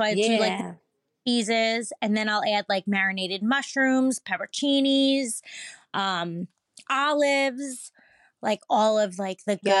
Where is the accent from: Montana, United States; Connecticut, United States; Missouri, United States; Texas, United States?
Missouri, United States; St. Louis; I'm Kaylee from St. Louis, Illinois.